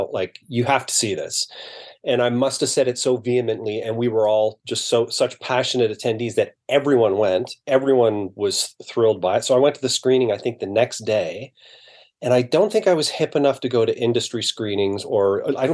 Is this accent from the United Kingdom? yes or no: no; Brampton, Ontario, Canada; I grew up in Brampton, so to me, that's pretty middle class.